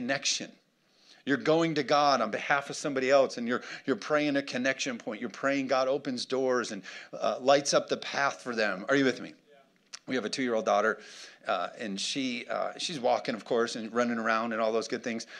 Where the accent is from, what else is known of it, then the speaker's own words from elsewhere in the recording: United States; American Christians